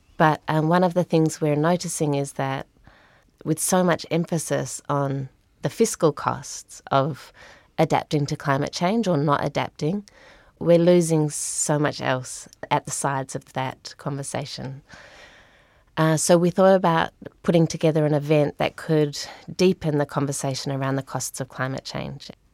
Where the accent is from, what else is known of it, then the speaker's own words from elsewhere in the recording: Australia; moved away as an adult; now in New Zealand; I grew up in Australia. I moved to New Zealand about fifteen years ago